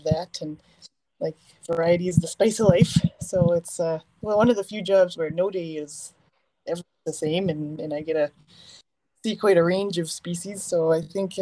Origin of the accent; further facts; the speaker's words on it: Sherwood Park, Alberta, Canada; I grew up in Sherwood Park